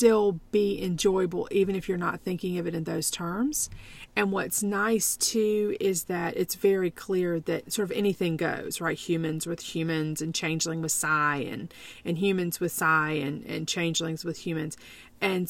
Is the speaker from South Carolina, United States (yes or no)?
yes; South Carolina, United States; I was born in South Carolina in the 70s. I went to elementary school with no air conditioning, and high school for that matter.